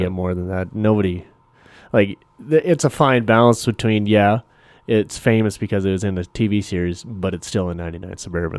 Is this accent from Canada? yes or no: yes; Canada; I'm still Canadian